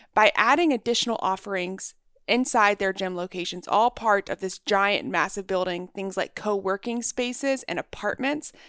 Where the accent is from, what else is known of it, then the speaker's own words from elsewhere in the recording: Texas, United States; moved away as an adult; I grew up in Texas